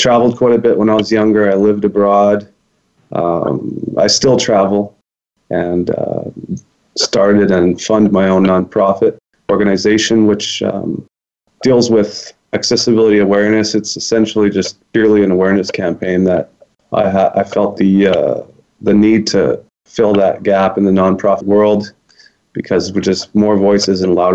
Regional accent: British Columbia, Canada; also born or lived in Winnipeg, Manitoba; I moved to BC when I was 10 months old. So basically I'm a British Columbian

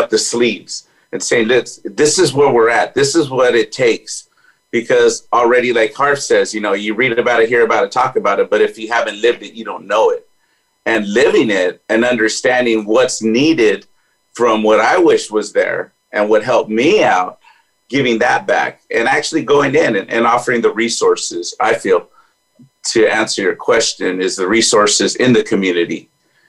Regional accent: Bellflower, California, United States; I was born in Orange County, California, actually the LA County, Bellflower, and was raised in a gang-challenged neighborhood

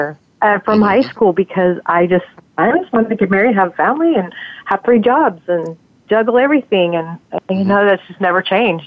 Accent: Las Vegas, Nevada, United States; I grew up in Las Vegas, Nevada, and I was raised there.

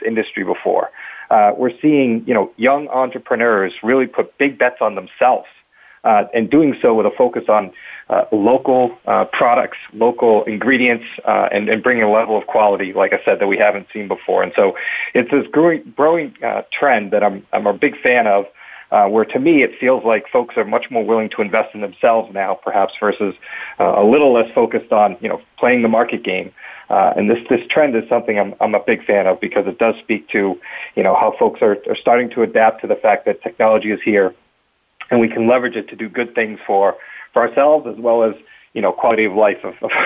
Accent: Boston, Massachusetts, United States; was born and bred in Boston

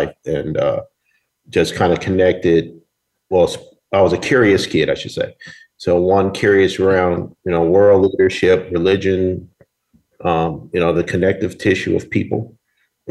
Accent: Berkeley, California, United States; I'm from Northern California, Berkeley area.

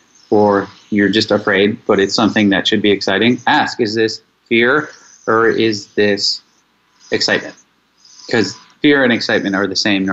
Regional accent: Mexico; I am 43 years old. I am from Mexico, and I am choosing to apply for a residency visa in Australia.

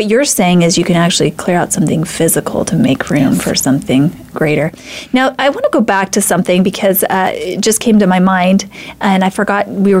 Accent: Idaho, United States; I'm from Idaho

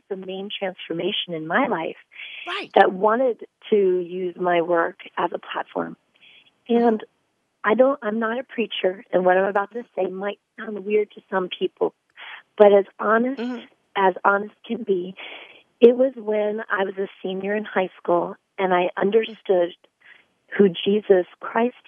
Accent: Northampton, Pennsylvania, United States; also born or lived in Bethlehem, Pennsylvania; I'm actually from Northampton, Pennsylvania. I was actually born in Bethlehem, Pennsylvania

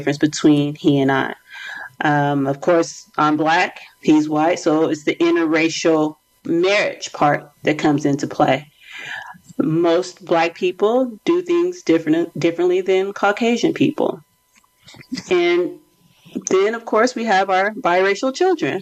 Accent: United States; I am from America

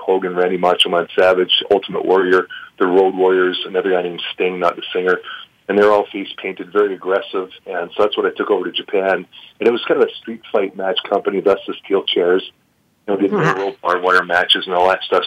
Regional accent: Vancouver, British Columbia, Canada; now in Calgary, Canada; I'm from Vancouver originally

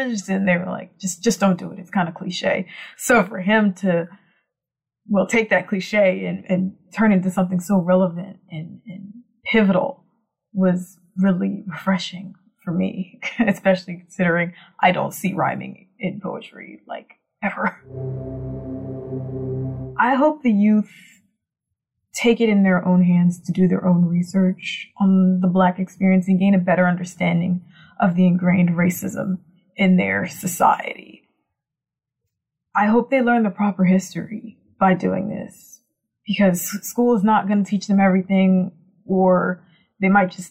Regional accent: Virginia, United States; I'm from Virginia

